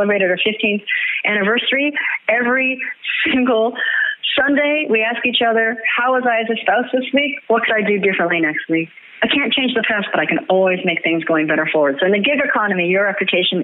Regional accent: Canada; I'm a Canadian, and we're porch people

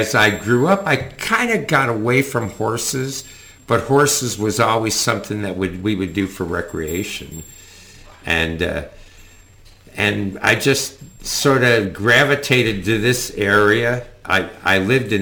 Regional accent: Rochester, New York, United States; moved away; I grew up back in Rochester, New York

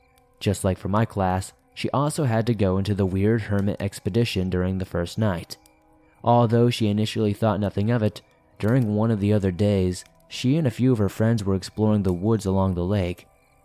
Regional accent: Montreal, Quebec, Canada; I'm from Montreal, so I don't know the area super well.

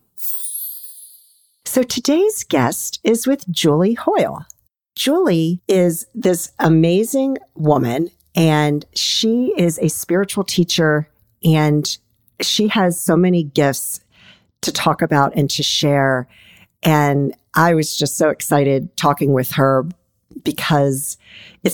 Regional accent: Annapolis, Maryland, United States; also born or lived in Washington, D.C. metro area; I've always lived in the D.C. metro area and grew up outside of Annapolis, Maryland

